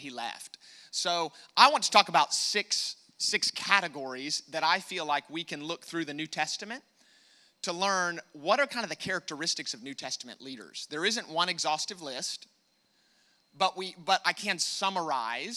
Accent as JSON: {"language": "English", "country": "United States", "accent": "American", "said": "my American accent"}